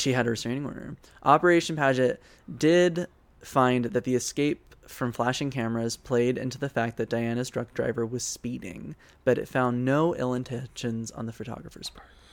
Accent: the South, United States; growing up in the South

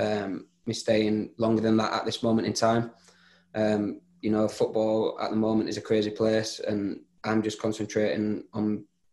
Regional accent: Leeds, Yorkshire and the Humber, United Kingdom; moved away as an adult; now in Bristol, United Kingdom; I am from Leeds

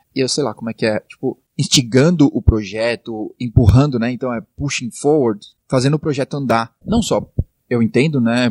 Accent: Brazil; a gente é brasileiro

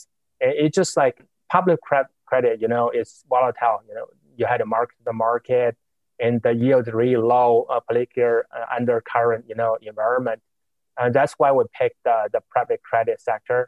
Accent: China; moved away as an adult; also born or lived in Beijing, China / Notre Dame, United States; now in New York, United States; So I grew up in China. I went to college in Beijing. I came to the States 20 years ago

